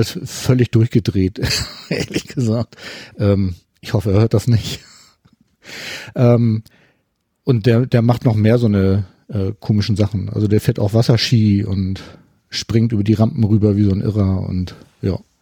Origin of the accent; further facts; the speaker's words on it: Hamburg, Germany; ich komme aus Hamburg